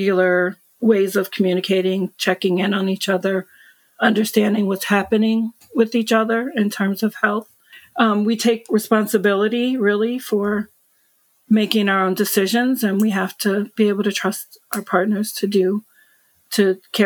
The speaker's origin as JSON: {"language": "English", "country": "United States", "said": "I'm American"}